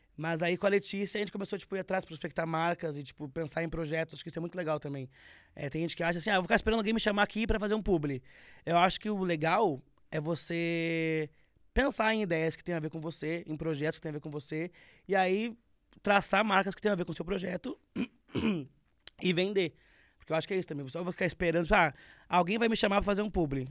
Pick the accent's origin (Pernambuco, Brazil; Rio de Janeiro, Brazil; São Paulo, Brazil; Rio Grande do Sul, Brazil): Rio Grande do Sul, Brazil; moved away; eu sou gaúcho